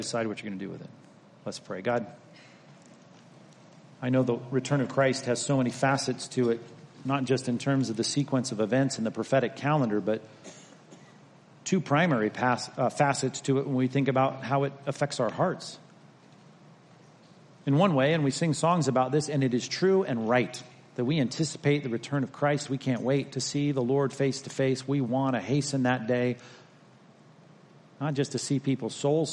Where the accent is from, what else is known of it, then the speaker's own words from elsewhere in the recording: California, United States; we Californians